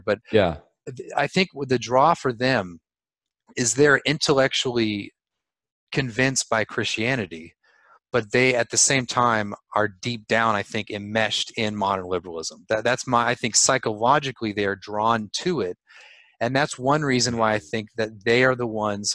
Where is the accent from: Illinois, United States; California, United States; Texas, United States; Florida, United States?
California, United States; I'm from California